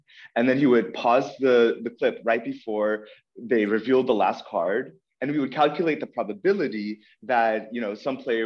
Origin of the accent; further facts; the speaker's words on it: Northern California, United States; moved away as an adult; also born or lived in Ukraine / London, United Kingdom; now in Berlin, Germany; We settled in Northern California near San Francisco when I was seven. So I grew up in Northern California